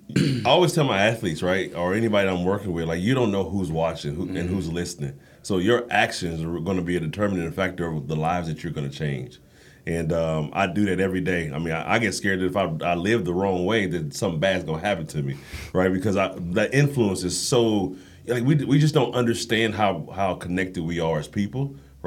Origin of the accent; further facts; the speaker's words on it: Kansas City, Missouri, United States; Kansas City, Missouri.